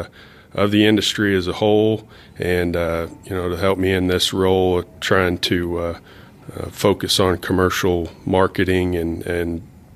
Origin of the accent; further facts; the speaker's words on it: Pratt, Kansas, United States; I grew up in Pratt, Kansas, not too far from where you grew up, Shane.